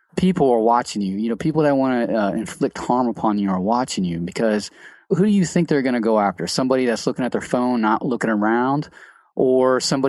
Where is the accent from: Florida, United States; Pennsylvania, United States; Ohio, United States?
Ohio, United States; Cincinnati; I'm from Cincinnati.